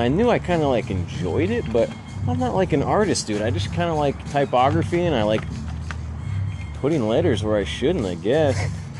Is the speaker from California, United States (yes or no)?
yes; Bay Area, California, United States; I was born and raised in the Bay Area